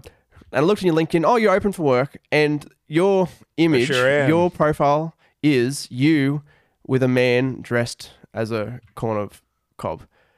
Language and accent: English; Australia; because I'm an Australian, yeah, as you can probably tell by the accent.